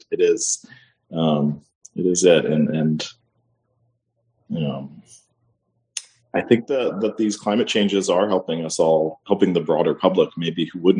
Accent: West Virginia, United States; now in New Orleans, United States; I grew up in West Virginia

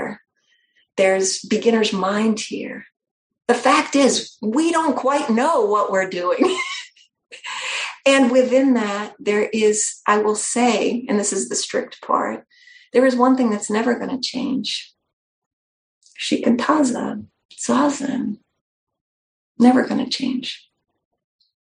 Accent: New Hampshire, United States; I'm from New Hampshire, not just from New England, but from New Hampshire.

